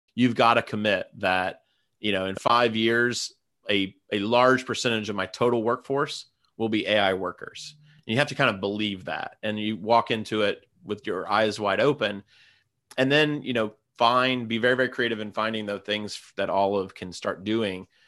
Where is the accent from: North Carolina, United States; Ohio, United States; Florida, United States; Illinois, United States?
Ohio, United States; Gallipolis; born or raised there